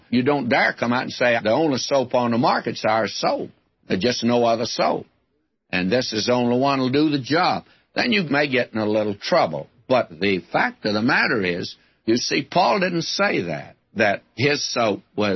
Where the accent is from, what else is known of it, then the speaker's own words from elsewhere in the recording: West Texas, United States; I was raised in West Texas in the day before they had too many fences